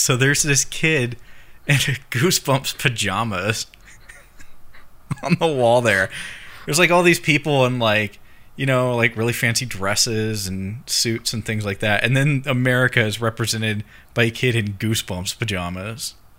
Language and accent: English; United States; being American